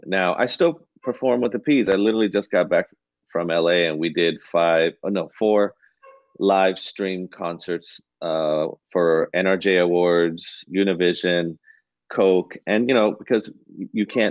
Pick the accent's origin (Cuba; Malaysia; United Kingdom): Cuba; I'm Cuban